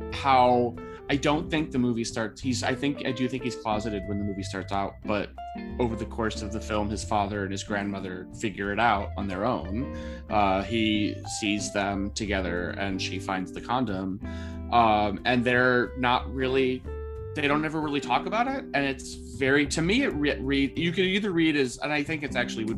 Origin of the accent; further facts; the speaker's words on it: Illinois, United States; I grew up in a very rural area of the middle of nowhere, Illinois.